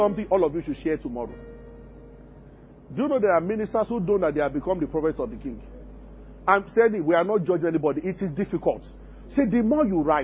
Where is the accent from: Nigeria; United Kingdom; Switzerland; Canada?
Nigeria; Abeokuta, Ogun State; growing up in Abeokuta